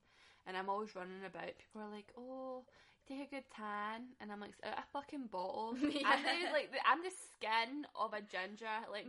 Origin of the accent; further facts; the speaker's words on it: Scotland, United Kingdom; I'm just fucking Scottish.